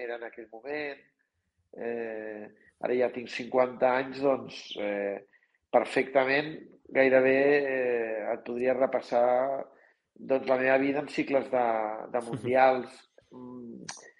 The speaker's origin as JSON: {"language": "Catalan", "region": "Catalonia", "country": "Spain", "said": "nosaltres som catalans i ens comuniquem en català"}